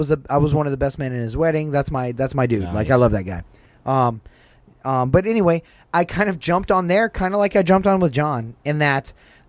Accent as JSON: {"language": "English", "town": "Atlanta", "region": "Georgia", "country": "United States", "tie": "born or raised there", "moved": "as an adult", "lives_now": "Florida, United States", "said": "I'm from Atlanta, so it's not far."}